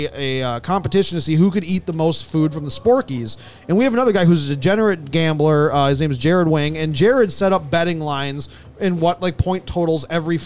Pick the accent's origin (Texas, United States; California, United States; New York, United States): Texas, United States; Dallas; Dallas, my hometown.